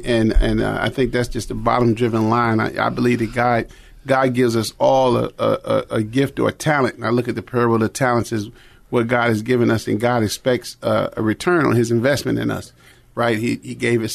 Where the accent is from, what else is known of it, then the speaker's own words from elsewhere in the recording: Chicago, Illinois, United States; growing up in Chicago in the 60s, Chicago was a black consciousness place